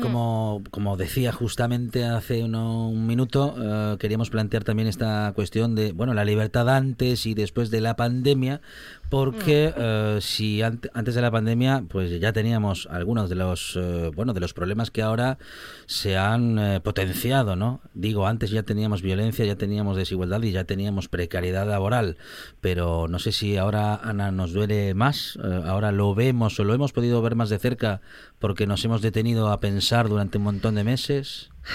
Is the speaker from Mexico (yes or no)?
no; Spain; nuestra España